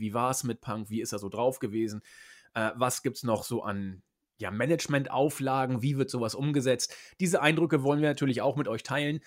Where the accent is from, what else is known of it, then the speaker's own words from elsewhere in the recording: Croatia; now in Vienna, Austria; ich bin in meiner Heimat Kroatien